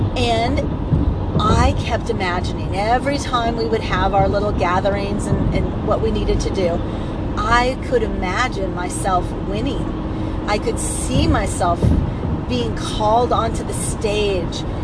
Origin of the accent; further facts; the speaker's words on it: California, United States; I was from California and I went to a college in Santa Barbara